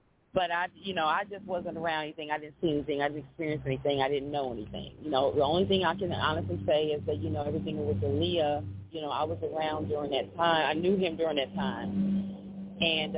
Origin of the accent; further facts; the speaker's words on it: Chicago, Illinois, United States; I'm from Chicago